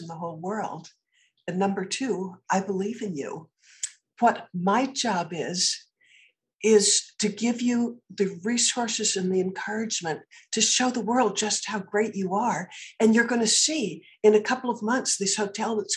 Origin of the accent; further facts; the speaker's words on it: Concord, Massachusetts, United States; I was born in Concord, Massachusetts